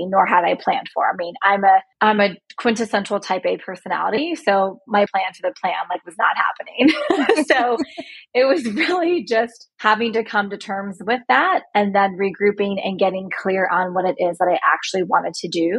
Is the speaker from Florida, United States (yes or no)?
yes; right outside of Tampa, Florida, United States; moved away as an adult; also born or lived in Buffalo, New York / Tennessee; now in Chicago, United States; I grew up in right outside of Tampa, Florida.